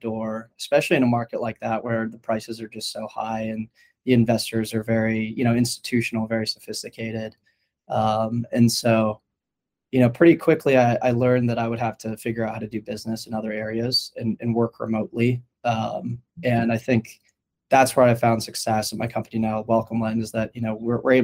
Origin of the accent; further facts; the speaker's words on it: Palo Alto, California, United States; I grew up in Palo Alto, which is kind of the heart of the Silicon Valley